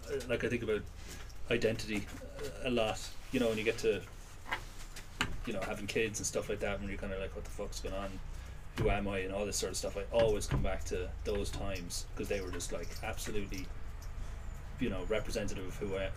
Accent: Limerick, Munster, Ireland; we're from Limerick

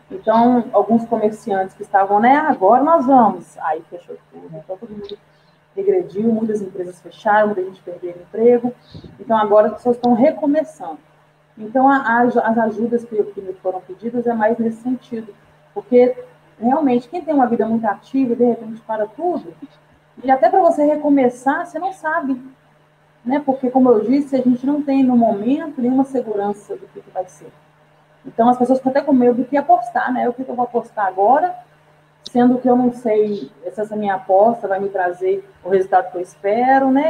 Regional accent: Belo Horizonte, Minas Gerais, Brazil; Sou aqui de Belo Horizonte. Opa! Né? Minha cidade que eu amo, maravilhosa.

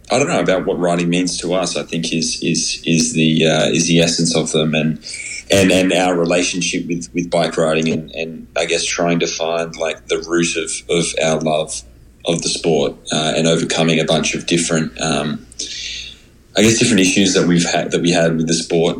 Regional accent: Australia; now in United States; I'm an Australian living in America

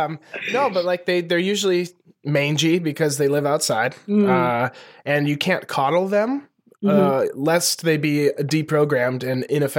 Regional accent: Lewistown, Montana, United States; moved away; every episode we get a police blotter from my hometown newspaper

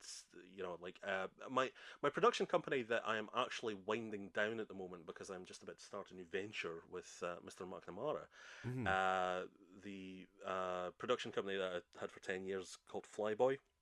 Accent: Scotland, United Kingdom; I'm just Scottish.

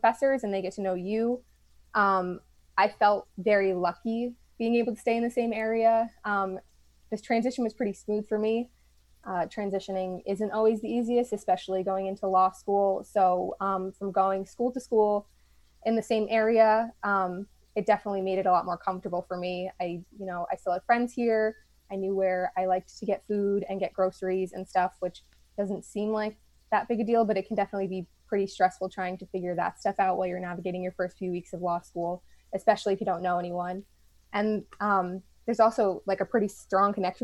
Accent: Poughkeepsie, New York, United States; now in Albany, United States; I'm from Poughkeepsie, New York

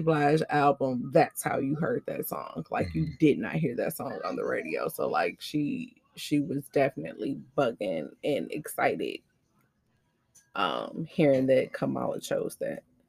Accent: United States; as the American people

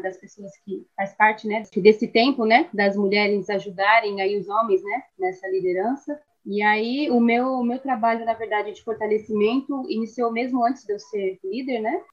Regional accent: Peruíbe, São Paulo, Brazil; fui criada aqui mesmo na região, Peruíbe, na cidade de Peruíbe

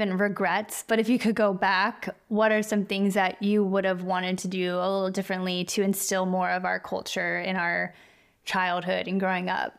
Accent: Kentucky, United States; moved away; I was born in Kentucky, which is where my dad is from

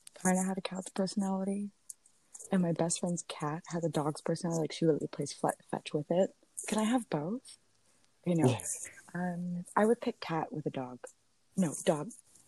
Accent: United States; moved away; I come from the States

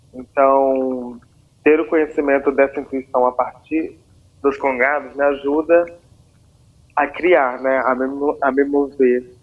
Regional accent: Congonhas, Minas Gerais, Brazil; eu nasci em Congonhas, né, onde eu estou agora, aqui em Minas Gerais

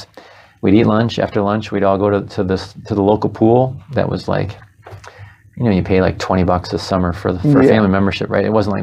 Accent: Holland, Michigan, United States; I was raised on Hope College

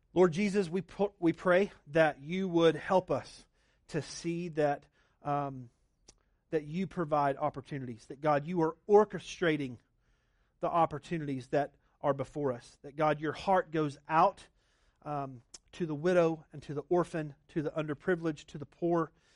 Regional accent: Oklahoma, United States; now in Arizona, United States; I grew up in Oklahoma where it's just chain link

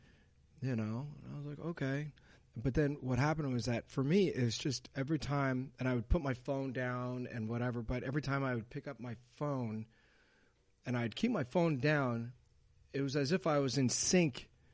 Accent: Montreal, Quebec, Canada; also born or lived in New York City, United States; I was born in Montreal

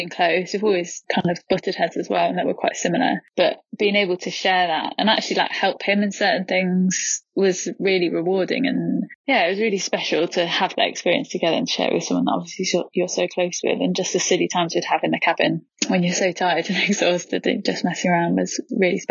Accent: Leeds, Yorkshire and the Humber, United Kingdom; I'm 29 and I'm from Leeds

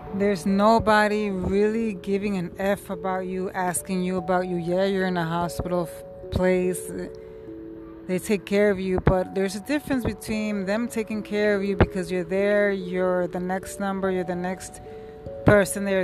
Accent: New York City, New York, United States; I'm from New York City

